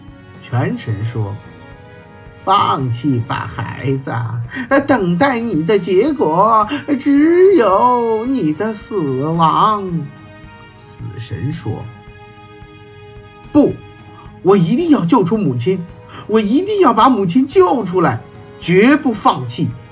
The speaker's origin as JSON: {"language": "Chinese", "country": "China", "said": "我们中国人都称自己是炎黄子孙"}